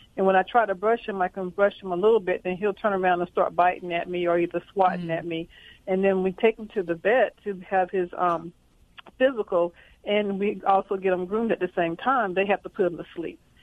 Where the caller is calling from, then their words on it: Fayetteville, North Carolina, United States; accent: Southern; I'm calling from Fayetteville, North Carolina, right outside of Fort Bragg